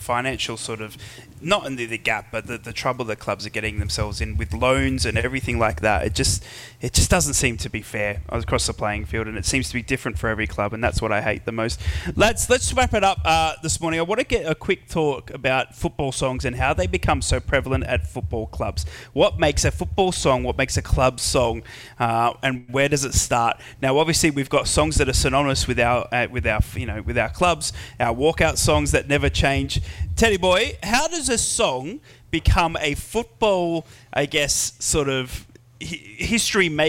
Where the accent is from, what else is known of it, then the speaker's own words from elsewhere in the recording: Australia; as an Australian